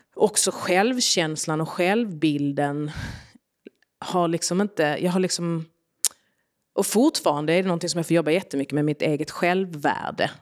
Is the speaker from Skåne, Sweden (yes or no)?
yes; Arlöv, Skåne, Sweden; also born or lived in Yugoslavia; Så jag är uppväxt i Arlöv utanför Malmö i en liten familj.